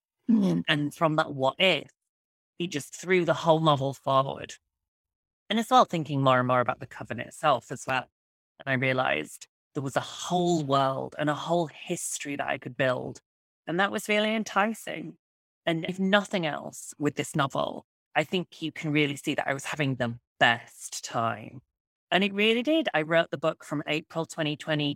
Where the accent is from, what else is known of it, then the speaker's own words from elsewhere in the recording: Yorkshire and the Humber, United Kingdom; where I grew up in West Yorkshire, the United Kingdom